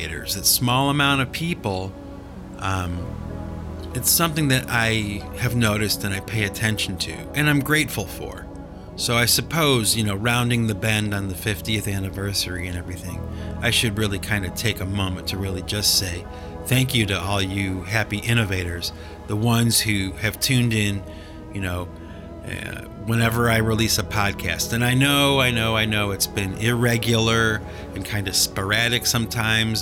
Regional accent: United States; we're American, we drink coffee.

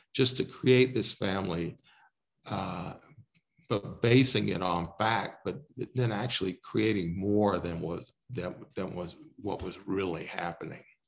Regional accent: Texas, United States; now in Colorado, United States; I grew up in Texas

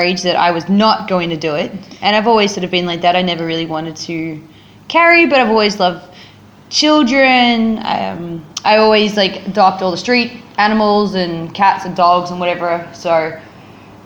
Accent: Australia; moved away; also born or lived in Cambodia; I've just turned 30 and I'm Australian.

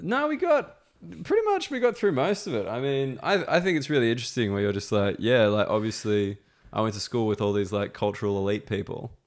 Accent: Australia; moved away as an adult; now in London, United Kingdom; I'm Australian

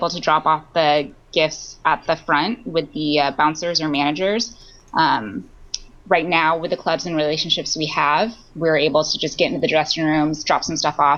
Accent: United States; growing up in America

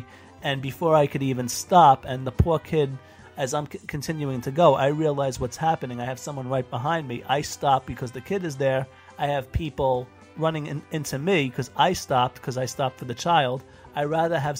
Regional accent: New York City, New York, United States; I'm from New York City

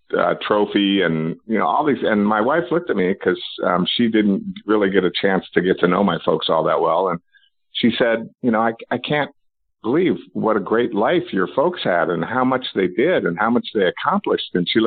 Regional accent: Reno, Nevada, United States; I grew up in Reno, Nevada, and we were a golfing family, but we were also a television family.

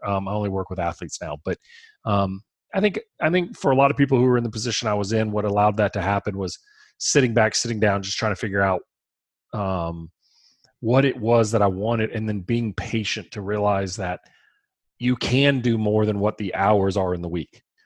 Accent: Baton Rouge, Louisiana, United States; We're from Baton Rouge

